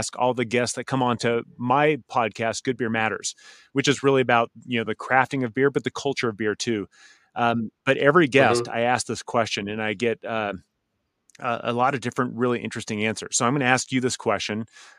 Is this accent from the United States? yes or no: yes; San Diego, California, United States; moved away; also born or lived in Bend, Oregon; I grew up in San Diego and I lived for almost 20 years near Bend, Oregon.